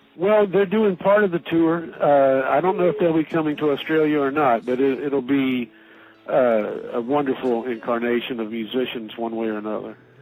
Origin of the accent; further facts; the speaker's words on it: Asheville, North Carolina, United States; my hometown of Asheville, North Carolina